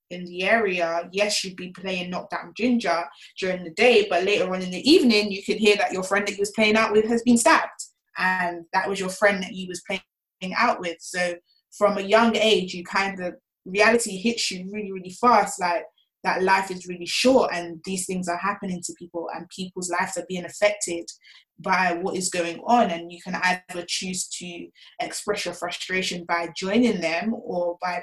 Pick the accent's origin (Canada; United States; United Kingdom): United Kingdom; London; I'm from Brixton, South London. Born and raised in Brixton, grew up in Brixton.